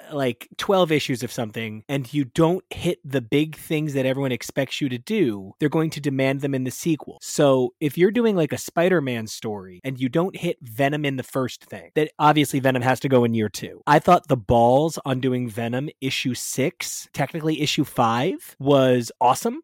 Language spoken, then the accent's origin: English; New Jersey, United States; I'm from Jersey.